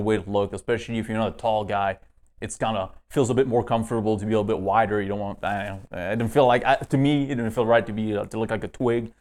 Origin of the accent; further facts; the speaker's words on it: northeast Canada, Canada; moved away as an adult; now in United States; I was born in kind of, uh, northeast Canada.